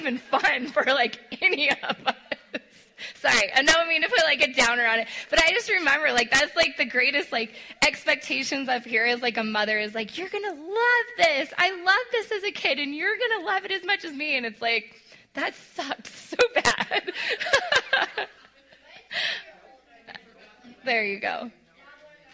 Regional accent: Colorado, United States; I'm a Colorado girl. I grew up in Colorado

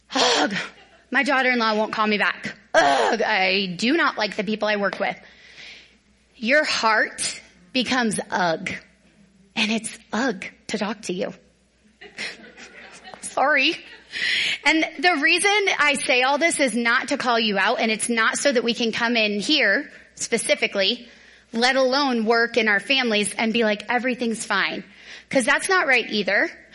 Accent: the South, United States; because I'm from the South where there's big, beautiful trees everywhere.

